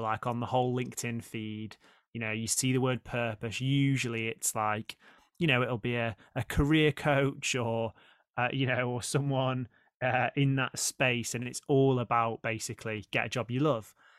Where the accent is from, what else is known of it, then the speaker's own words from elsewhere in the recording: Stoke-on-Trent, West Midlands, United Kingdom; moved away as an adult; I grew up in Stoke